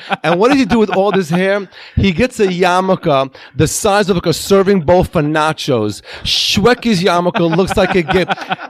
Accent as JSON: {"language": "English", "country": "Israel", "tie": "born or raised there", "first_language": "Hebrew", "second_language": "English", "moved": "yes", "said": "I was born in Israel."}